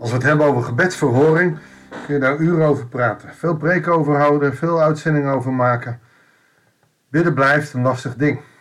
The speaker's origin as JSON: {"language": "Dutch", "country": "Netherlands", "said": "wij ook in Nederland of in het Rijke Westen, als Westeling, als Nederlanders, als christenen"}